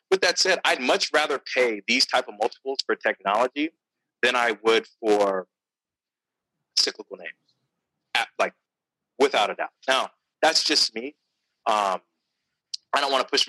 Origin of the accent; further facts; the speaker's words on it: Stockton, California, United States; I'm from Stockton, California, 209